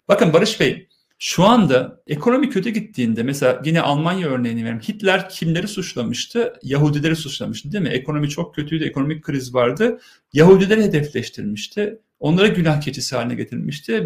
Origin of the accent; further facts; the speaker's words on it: Turkey; Ben Ermeniyim, Hristiyanım, benim kimliğim onurum. Aynı zamanda Türkiye Cumhuriyeti vatandaşıyım.